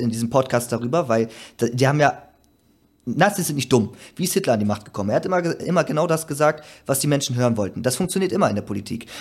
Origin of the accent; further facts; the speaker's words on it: Germany; ich jetzt als Deutscher